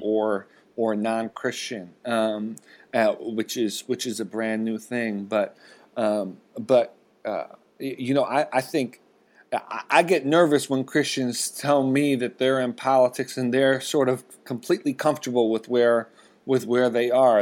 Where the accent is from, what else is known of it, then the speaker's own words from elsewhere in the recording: Rust Belt, United States; I grew up in the Rust Belt